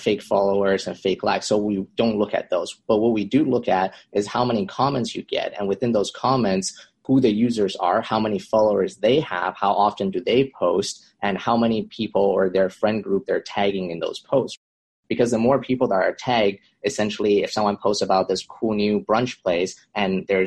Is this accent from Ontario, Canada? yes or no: no; Vancouver, British Columbia, Canada; moved away as an adult; now in Los Angeles, United States; I'm originally from Vancouver, Canada. I moved down to Los Angeles to attend USC for my undergrad